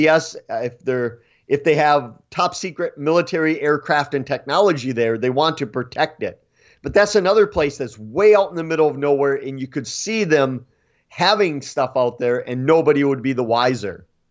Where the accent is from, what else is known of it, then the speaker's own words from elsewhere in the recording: Eau Claire, Wisconsin, United States; I was born and raised in Eau Claire.